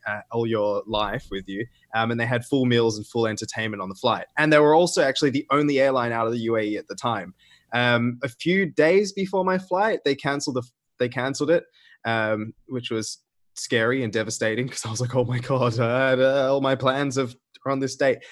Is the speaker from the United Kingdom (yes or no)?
no; Australia; moved away as an adult; also born or lived in United Arab Emirates; I'm gonna go back to Australia, where there's, in my home state, zero cases